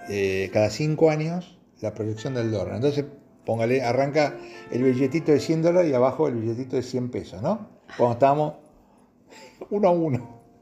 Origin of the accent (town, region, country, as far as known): Argentina